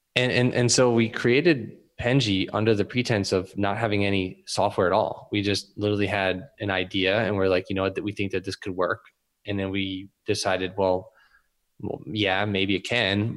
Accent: Philadelphia, Pennsylvania, United States; also born or lived in Camden; I grew up in Northeast Philly

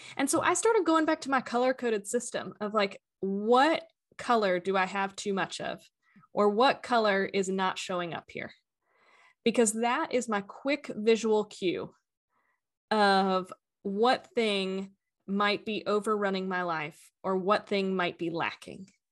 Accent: Atlanta, Georgia, United States; I am currently located in Atlanta, Georgia, um, grew up most of my life here

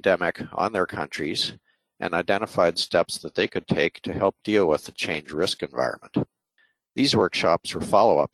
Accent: United States; I grew up in the United States, graduated from the University of Minnesota in Duluth

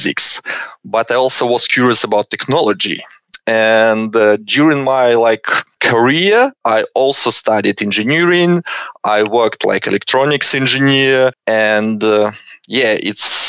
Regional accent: Belarus; moved away as an adult; now in Canberra, Australia; originally I'm from Belarus, and I finished my university master degree in Belarus in physics department

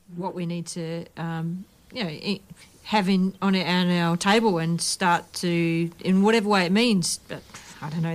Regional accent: Australia; also born or lived in Perth; we're Australians and maybe because we're here from Perth

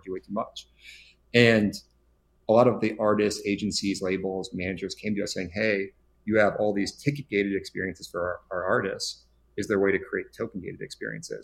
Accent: Chicago, Illinois, United States; now in Los Angeles, United States; I'm originally from Chicago, but not in LA these days.

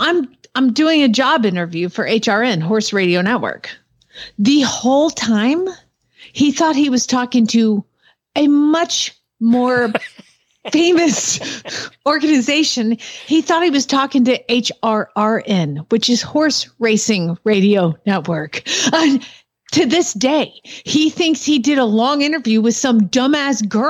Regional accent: Atlanta, Georgia, United States; Growing up in Atlanta

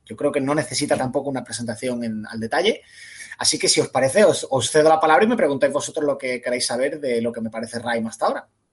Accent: Málaga, Andalusia, Spain; yo soy de Málaga

